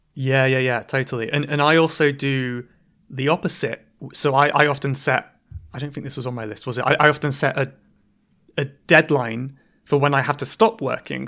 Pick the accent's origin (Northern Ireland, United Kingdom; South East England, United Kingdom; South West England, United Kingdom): South West England, United Kingdom; Cornwall; now in London, United Kingdom; I'm from Cornwall in England